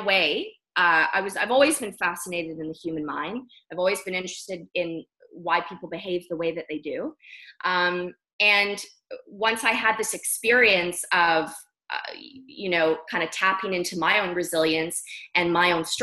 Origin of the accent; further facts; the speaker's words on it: Vancouver, British Columbia, Canada; moved away as an adult; now in Bali, Indonesia; I'm from Canada. I was raised in Vancouver, British Columbia